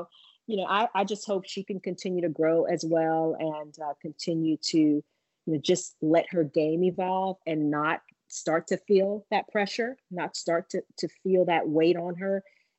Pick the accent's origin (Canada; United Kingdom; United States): United States; Louisiana; And I mean, I'm from Louisiana, it's hot, like Texas, and the big deal, we got bayous